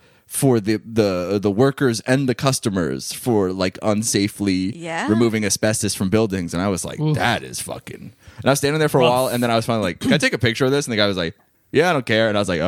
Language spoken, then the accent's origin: English; Long Island, New York, United States; I grew up in New York, but I feel like I had a very because I grew up on Long Island, and my family is Italian, but we're not particularly like stereotype.